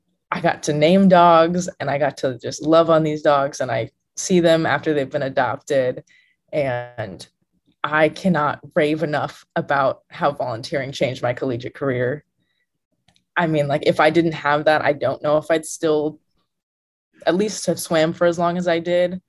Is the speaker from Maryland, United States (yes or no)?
no; Illinois, United States; moved away as an adult; now in Texas, United States; I'm from Illinois, and I'm in Texas, which is a long ways away.